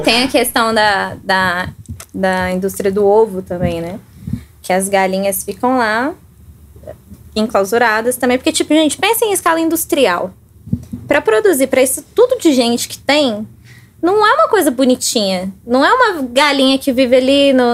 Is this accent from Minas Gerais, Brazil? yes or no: yes; Baependi, Minas Gerais, Brazil; moved away as an adult; now in Belo Horizonte, Brazil; eu sou do sul de Minas. É, moro em BH tem uns 4 anos, 5 anos mais ou menos. Sou de Baipendi